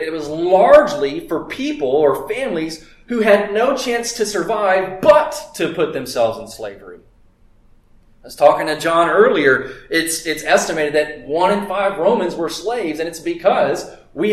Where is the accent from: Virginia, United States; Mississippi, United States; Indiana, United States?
Mississippi, United States; I grew up in Mississippi.